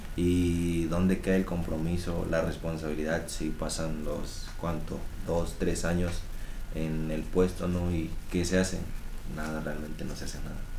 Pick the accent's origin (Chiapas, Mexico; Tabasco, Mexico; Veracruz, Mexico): Tabasco, Mexico; moved away as an adult; now in Monterrey, Mexico; Yo soy de allá de Tabasco, originario de ahí